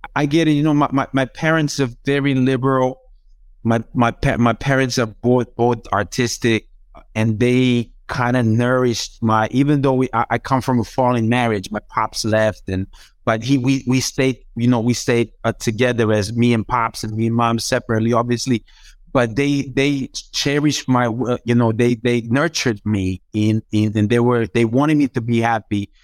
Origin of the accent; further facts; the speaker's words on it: Zagreb, City of Zagreb, Croatia; English is a second language; I started learning English from, like, when I was, like, maybe five, six in my building in Zagreb